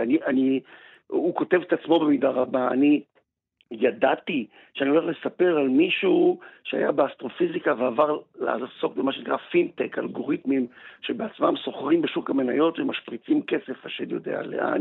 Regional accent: Israel; המקום הזה שאני נולדתי בו ואבא שלי נולד בו

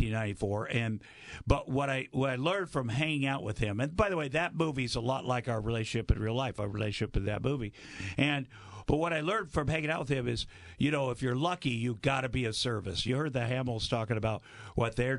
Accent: Iowa, United States; I grew up in Iowa, so I know cold.

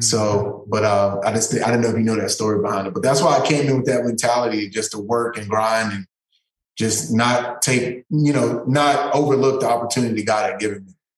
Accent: East Texas, United States; I grew up in East Texas, one of the toughest neighborhoods in East Texas in Chapel Hill

